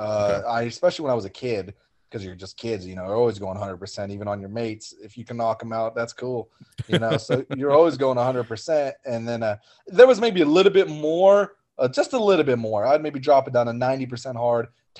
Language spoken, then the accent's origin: English; Oklahoma, United States; But where I came from Oklahoma, when I was an amateur, there was a lot more of those people.